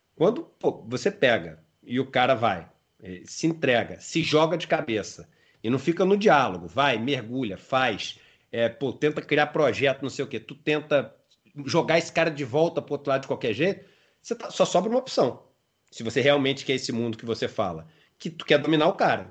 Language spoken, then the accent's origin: Portuguese; Rio de Janeiro, Brazil; Eu sou carioca